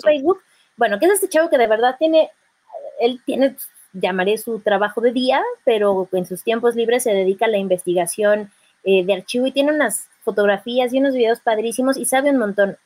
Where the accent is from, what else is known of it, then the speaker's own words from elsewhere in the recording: State of Mexico, Mexico; yo soy mexiquense